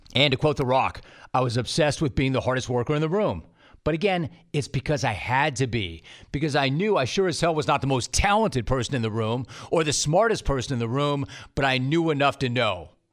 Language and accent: English; Los Angeles, California, United States; also born or lived in Calabasas; I grew up in Los Angeles, actually middle school and high school in Calabasas, the San Fernando Valley, the 818 baby